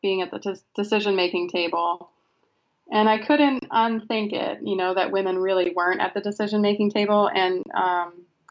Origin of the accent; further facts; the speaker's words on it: Frenchville, Maine, United States; also born or lived in Belfast, Maine / Millinocket, Maine; I grew up in Frenchville, Maine. It's about 5 hours north of Belfast